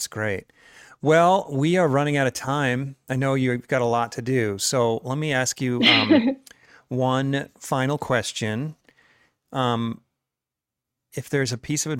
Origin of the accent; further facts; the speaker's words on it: New York, United States; New York where I was born